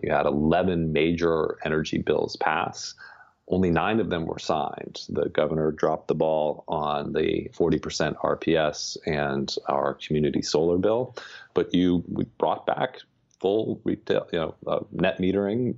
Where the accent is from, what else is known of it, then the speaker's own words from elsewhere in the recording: Miami, Florida, United States; moved away; I grew up in Miami